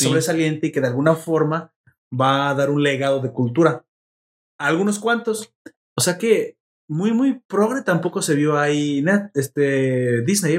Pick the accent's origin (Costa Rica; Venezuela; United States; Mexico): Mexico; Me representa como mexicano